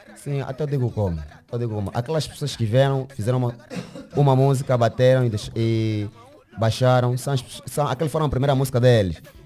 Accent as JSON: {"language": "Portuguese", "town": "Luanda", "region": "Luanda Province", "country": "Angola", "tie": "born or raised there", "said": "sou do Kazenga. Nasci no bairro dos Kwanza. Uhum. Estou morando na Petrangol."}